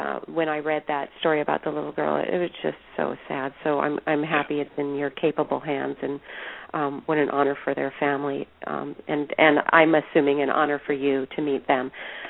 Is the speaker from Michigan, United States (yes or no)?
no; Phoenix, Arizona, United States; I'm from Phoenix, Arizona, and so I have connections, of course, in Arizona.